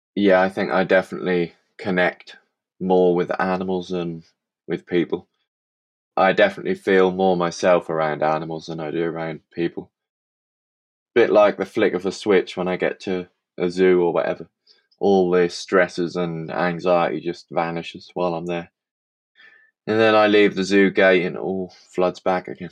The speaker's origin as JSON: {"language": "English", "area": "Suffolk", "region": "East of England", "country": "United Kingdom", "said": "from Suffolk in England"}